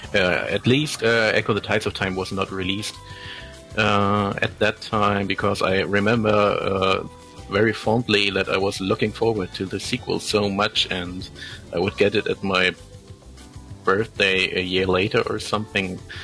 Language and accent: English; Germany; first language German; English is a second language; I'm from Germany, and German is my first language